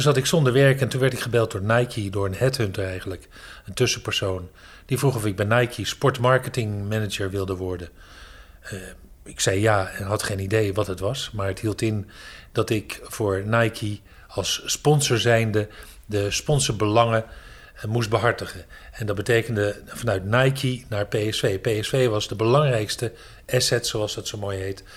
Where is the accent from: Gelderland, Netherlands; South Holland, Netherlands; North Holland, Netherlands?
North Holland, Netherlands; Amstelveen; moved away as an adult; also born or lived in Haarlem / Hoofddorp; now in Dronten, Netherlands; ik ben geboren in Amstelveen. En ik ben toen verhuisd naar Haarlem. Daar heb ik heel lang gewoond.